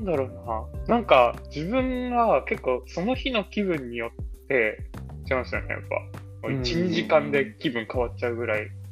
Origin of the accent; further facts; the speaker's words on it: Kyushu, Japan; now in Nakano, Japan; 九州生まれなのもあって